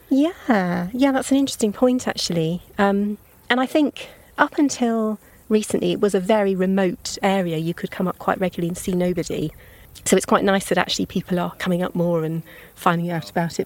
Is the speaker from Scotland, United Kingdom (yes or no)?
no; Pangbourne, South East England, United Kingdom; also born or lived in Greenham; I did some of my growing up in Pangbourne, um, beside the River Pang